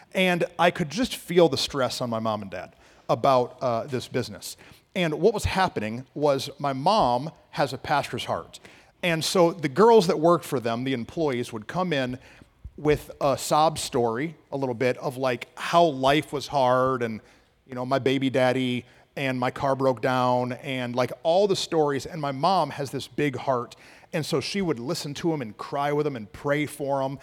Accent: Flint, Michigan, United States; now in Dallas-Fort Worth, United States; I grew up in Flint, Michigan

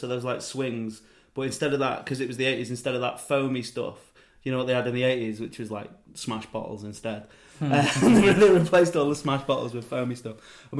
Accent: Chester, North West England, United Kingdom; I'm from Chester and it's a bit more middle class, I think.

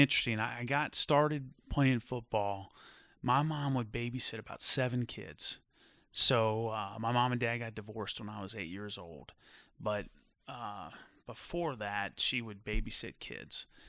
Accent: Fort Thomas, Kentucky, United States; also born or lived in Phoenix, Arizona; growing up in Fort Thomas

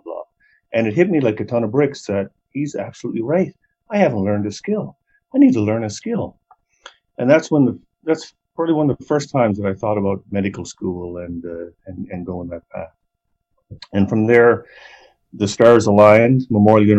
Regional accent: Newfoundland and Labrador, Canada; moved away as an adult; also born or lived in Peterborough, Ontario; now in Calgary, Canada; So I'm from Newfoundland. I grew up in a small town near St. John's

